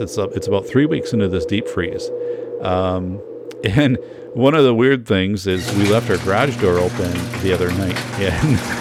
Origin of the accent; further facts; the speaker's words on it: northern Wisconsin, United States; I grew up in Wisconsin, I grew up in northern Wisconsin